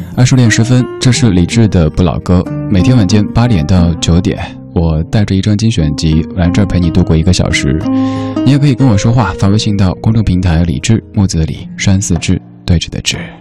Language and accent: Chinese; Chengdu, Sichuan, China; moved away; 在我的家乡成都那边，小时候还会听妈妈说这样的一个童谣